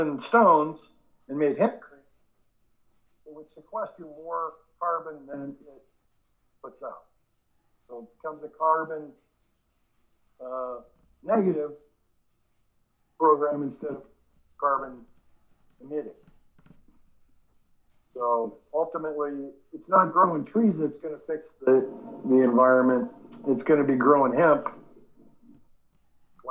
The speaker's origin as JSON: {"language": "English", "area": "Humboldt County", "region": "California", "country": "United States", "tie": "born or raised there", "also_born_or_lived": "Canada / Detroit", "said": "I'm born in Canada, but I grew up in Humboldt County, California"}